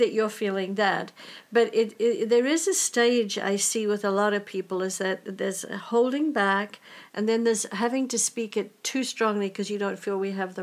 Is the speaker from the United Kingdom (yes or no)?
yes; England, United Kingdom; as English people, we tend to hold our voice back a little bit